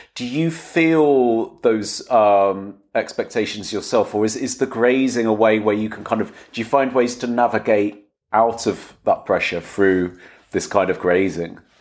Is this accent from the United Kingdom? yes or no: yes; England, United Kingdom; possibly as an English person